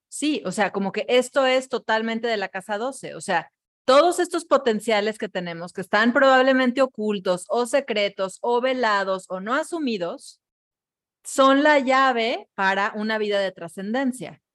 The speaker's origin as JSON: {"language": "Spanish", "country": "Mexico", "said": "yo misma estoy siendo una mexicana más"}